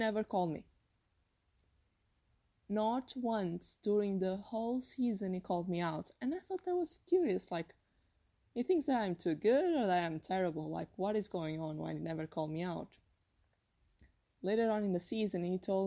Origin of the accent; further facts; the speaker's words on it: Portugal; English is a second language; moved away as an adult; now in United States; I was raised in Portugal until I was like 22 years old